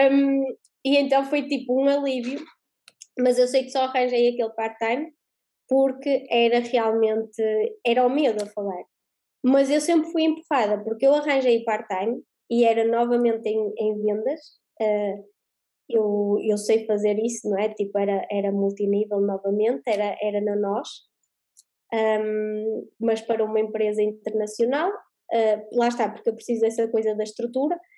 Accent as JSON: {"language": "Portuguese", "country": "Portugal", "said": "Eu sou da Terrinha, não é? Então aqui eh, tinha sempre pessoas que queriam o presencial, não é?"}